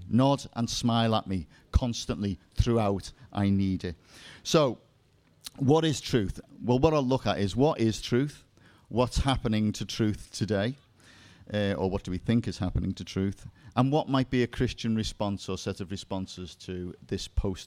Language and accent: English; Liverpool, North West England, United Kingdom; now in South of England, United Kingdom; You may have noticed I have a slight dialect accent. I'm from Liverpool, which of course is the center of the universe. And actually I live in the south now